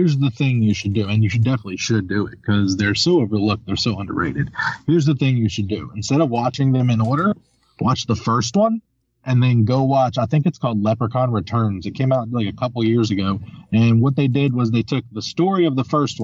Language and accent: English; Elkview, West Virginia, United States; also born or lived in Charleston, West Virginia; I was also raised in Elkview